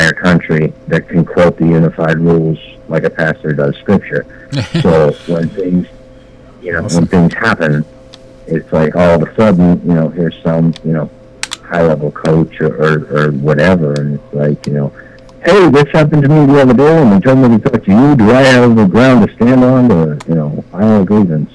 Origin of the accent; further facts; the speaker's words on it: United States; as an American